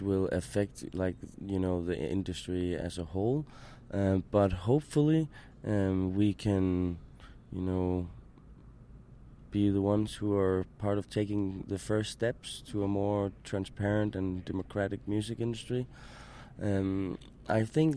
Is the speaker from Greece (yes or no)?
no; Denmark; I'm from Denmark